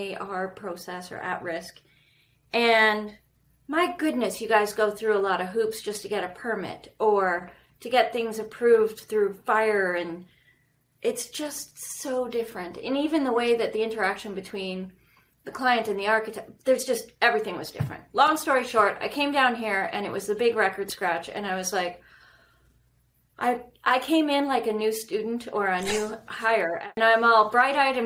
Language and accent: English; Canada; accent: northern; moved away as an adult; also born or lived in Red Deer, Alberta; now in Scottsdale, United States; growing up in Canada